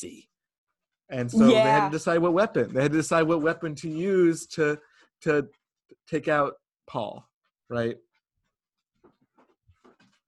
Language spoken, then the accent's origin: English; United States; we're all from Massachusetts and Connecticut